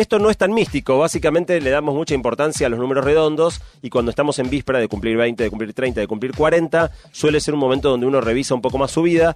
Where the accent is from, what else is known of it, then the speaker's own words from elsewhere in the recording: Argentina; viajar siendo argentino